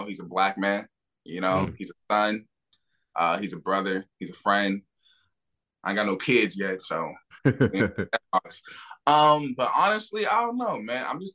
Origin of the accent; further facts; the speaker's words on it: Bellevue, Washington, United States; also born or lived in Los Angeles, California; I was born in Los Angeles, California. My dad was doing this thing in the streets, you know, hustling, you know, not really doing what my mom expected out of him. So she took me and my sister, who she was pregnant with at the time, moved to Washington State. So I grew up in a city called Bellevue, Washington.